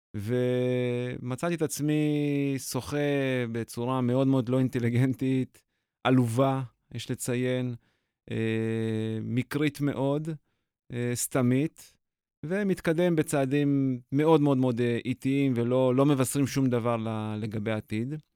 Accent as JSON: {"language": "Hebrew", "country": "Israel", "tie": "born or raised there", "said": "18 לפברואר 74 נולדתי בישראל"}